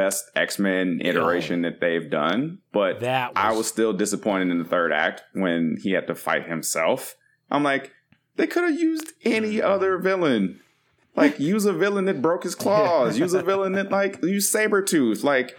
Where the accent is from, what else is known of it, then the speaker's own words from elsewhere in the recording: Michigan, United States; Growing up in Michigan